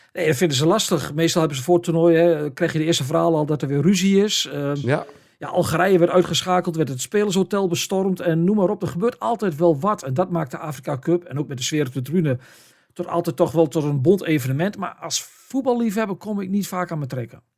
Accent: the area of Heracles, Overijssel, Netherlands; Heracles, een club uit, uit het gebied waar ik vandaan kom

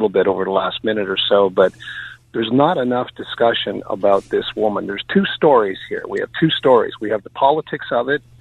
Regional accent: Canada; Well, I'm just uh, I'm from Canada. I'm just driving through the area.

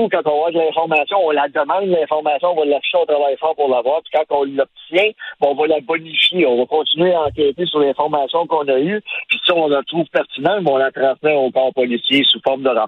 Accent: Sherbrooke, Quebec, Canada; Moi, je viens de Sherbrooke

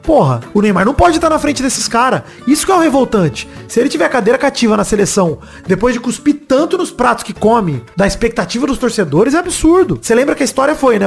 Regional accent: Brazil; eu sou brasileiro

